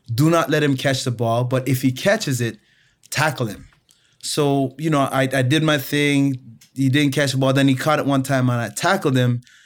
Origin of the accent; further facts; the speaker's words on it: Toronto, Ontario, Canada; also born or lived in Montego Bay, Jamaica / Chicago, United States; I I left Jamaica when I was three and uh, moved to Toronto, Canada. Grew up uh, in inner city Toronto